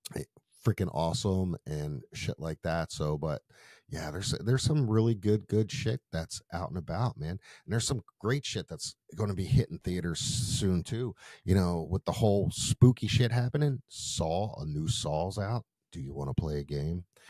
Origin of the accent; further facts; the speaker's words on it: Philadelphia, Pennsylvania, United States; I grew up in Philadelphia, so there was the old Byberry Estate that everybody went